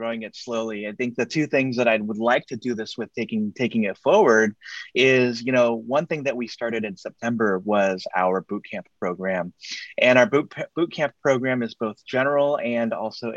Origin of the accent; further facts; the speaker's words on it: Silicon Valley, California, United States; I'm here in the San Francisco Bay Area, born and raised here in Silicon Valley